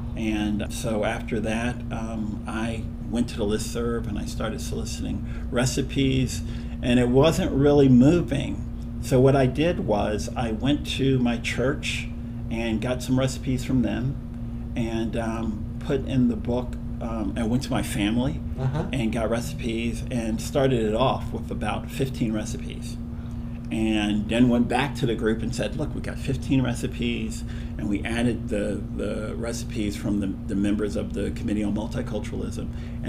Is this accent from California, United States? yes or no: no; Philadelphia, Pennsylvania, United States; also born or lived in Aiken, South Carolina; I was born in Aiken, South Carolina, and we moved to Philadelphia.